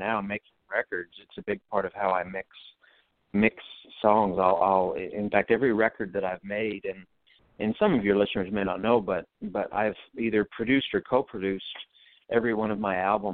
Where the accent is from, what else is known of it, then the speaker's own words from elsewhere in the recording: Bracebridge, Ontario, Canada; my hometown is Bracebridge, Ontario